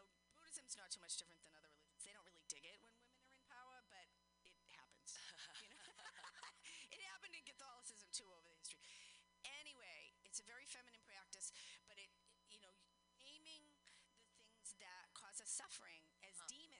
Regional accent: Boston, Massachusetts, United States; I'm from Boston

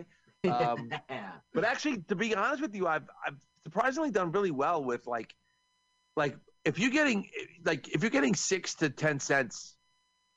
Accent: New York, United States; I'm from New York

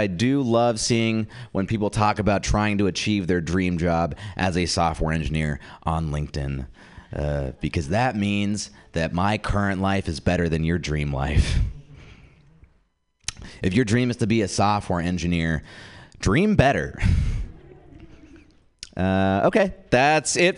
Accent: the Bay Area, California, United States; I did grow up in the Bay

